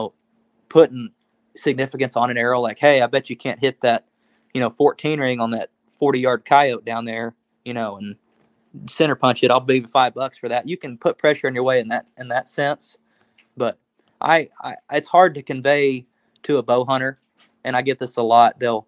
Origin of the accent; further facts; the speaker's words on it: Oklahoma, United States; We're from Oklahoma.